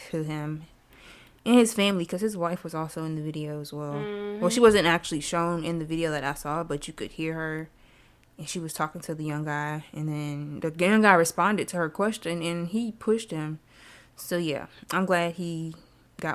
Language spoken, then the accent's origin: English; the South, United States; I'm from the South